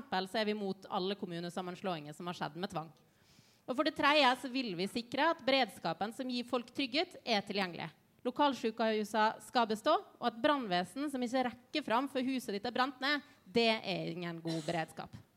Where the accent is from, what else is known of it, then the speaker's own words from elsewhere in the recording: Ålesund, Møre og Romsdal, Norway; moved away; Jeg har vokst opp med, med, hvordan et kjøpesenter har ødelagt en by. Eh, for jeg kommer fra Ålesund.